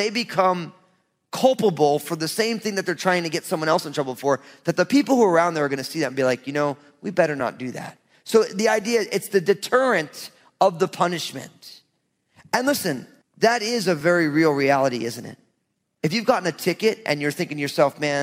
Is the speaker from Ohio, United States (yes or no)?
no; New Jersey, United States; I'm from Jersey.